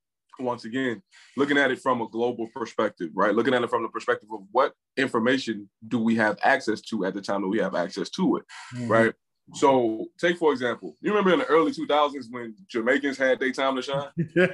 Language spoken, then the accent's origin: English; Nigeria; so in our experience, we're Nigerian, right?